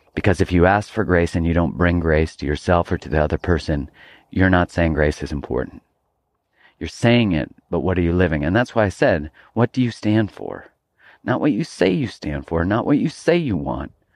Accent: Calgary, Alberta, Canada; moved away; I grew up in Calgary, Alberta, Canada, and I wasn't really into hiking when I lived there.

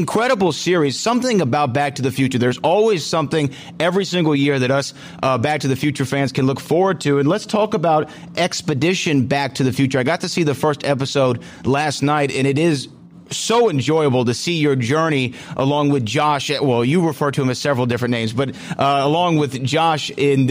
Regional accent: Houston, Texas, United States; my hometown of Houston, Texas

